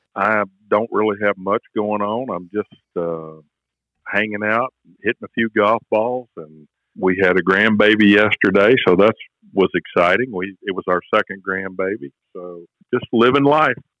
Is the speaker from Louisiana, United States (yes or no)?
yes; Shreveport, Louisiana, United States; I grew up in Shreveport, Louisiana